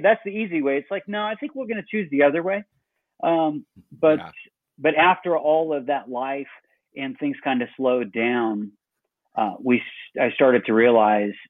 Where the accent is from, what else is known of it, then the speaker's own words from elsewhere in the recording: Illinois, United States; now in Dublin, Georgia, United States; originally I'm from Illinois